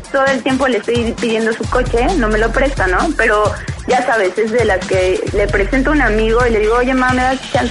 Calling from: Mexico City, Mexico; De aquí del DF, de Vista.

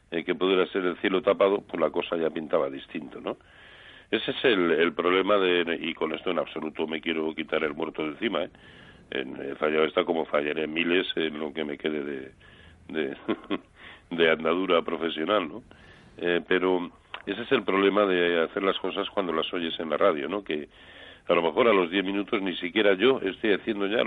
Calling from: Madrid, Community of Madrid, Spain; de Madrid.

